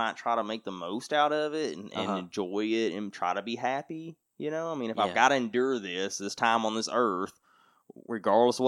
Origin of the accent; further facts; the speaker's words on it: United States; being American